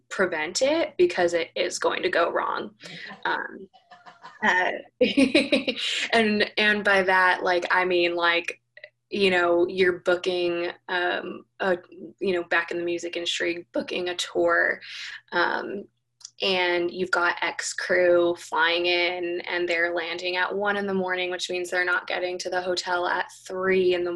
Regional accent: Los Angeles, California, United States; moved away as an adult; also born or lived in New York; now in Tennessee, United States; I'm originally from Los Angeles. I now live in Tennessee, and I moved here almost, I think it was almost a year and a half ago from New York

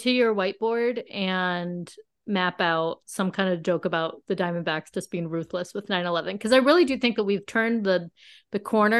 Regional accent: Las Vegas, Nevada, United States; I'm from Vegas, if people don't know. I'm sure you all do. I live in Vegas.

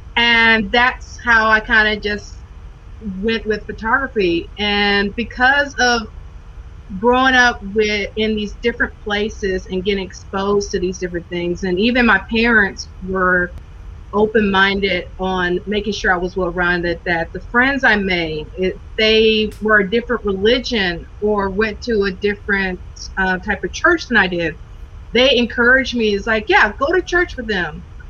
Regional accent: Hawaii, United States; Well, I was born and raised in Hawaii. My dad was stationed there.

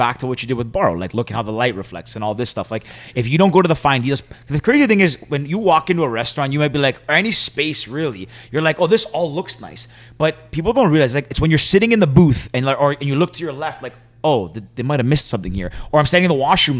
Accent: Toronto, Ontario, Canada; I'm like, Toronto

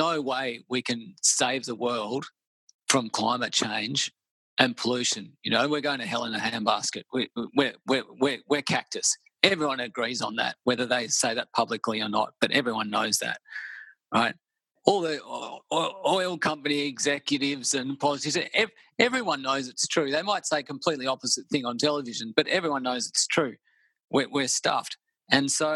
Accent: Melbourne, Victoria, Australia; also born or lived in Byron Bay; I grew up in Melbourne.

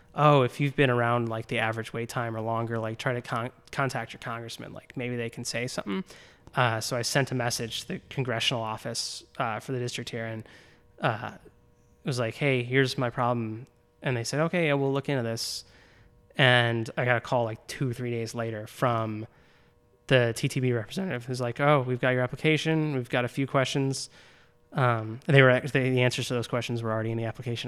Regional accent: Naperville, Illinois, United States; moved away as an adult; also born or lived in Champaign / Washington, D.C.; I grew up in Naperville.

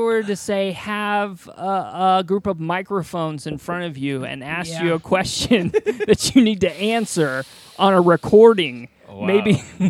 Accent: Indiana, United States; I'm from the worst state in the Midwest, Indiana.

